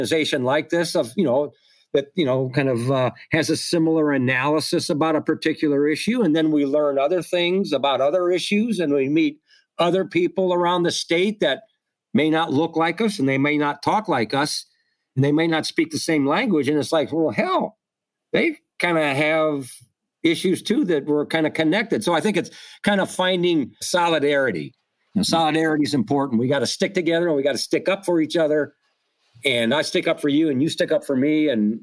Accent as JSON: {"language": "English", "region": "Midwest", "country": "United States", "said": "I'm from the Midwest. I'm not from New York and I'm not from Los Angeles"}